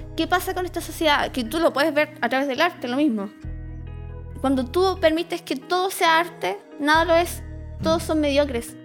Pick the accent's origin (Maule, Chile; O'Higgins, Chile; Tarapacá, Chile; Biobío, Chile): O'Higgins, Chile; Rancagua; also born or lived in Cañete; now in Santiago, Chile; Yo, yo vengo de Rancagua y yo nací en Cañete.